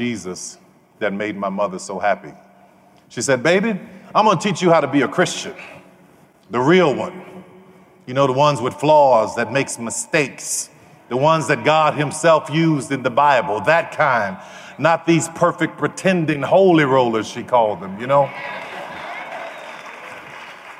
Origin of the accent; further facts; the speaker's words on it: New Orleans, Louisiana, United States; I grew up in New Orleans